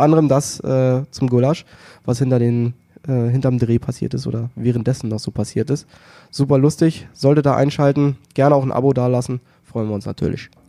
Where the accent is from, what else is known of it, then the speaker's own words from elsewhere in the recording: the North, Northern Germany, Germany; bei uns im Norden